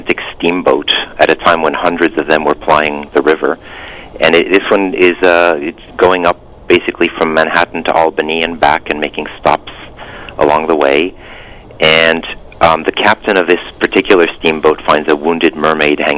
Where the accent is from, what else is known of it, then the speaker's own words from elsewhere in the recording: France; moved away as an adult; also born or lived in Michigan, United States / Providence, United States / Boston, United States; now in Hudson Valley, United States; I was born in the States, in Michigan, but then I moved when I was about 3 months old to France, where I grew up.